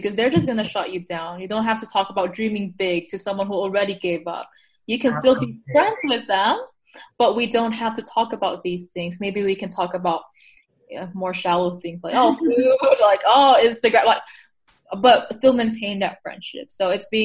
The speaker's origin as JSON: {"language": "English", "country": "Taiwan", "said": "I come from Taiwan, so it's a very collectivist society"}